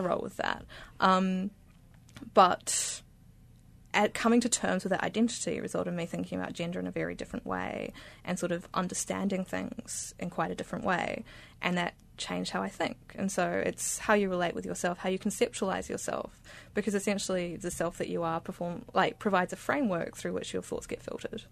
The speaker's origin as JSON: {"language": "English", "town": "Beirut", "region": "Beirut Governorate", "country": "Lebanon", "tie": "born or raised there", "moved": "yes", "said": "I grew up in Beirut in Lebanon"}